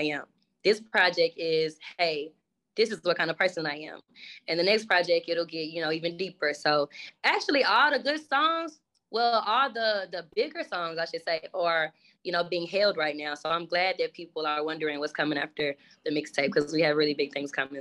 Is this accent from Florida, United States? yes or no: no; Dallas, Texas, United States; I was born in Dallas